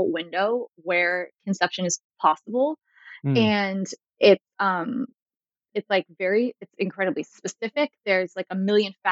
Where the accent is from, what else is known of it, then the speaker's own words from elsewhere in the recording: Northeast, United States; I'm from the Northeast